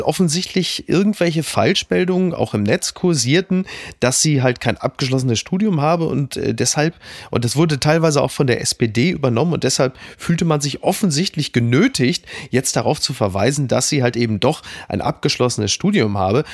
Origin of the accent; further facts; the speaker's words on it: Ruhr area, North Rhine-Westphalia, Germany; Ich komme aus dem Ruhrgebiet.